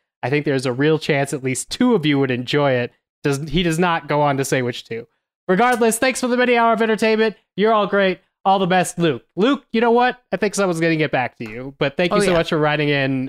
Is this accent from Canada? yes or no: yes; Toronto, Ontario, Canada; It's a very small Canadian indie. I'm from Toronto, but we've managed to secure a limited theatrical run across the US and Canada on September 22nd.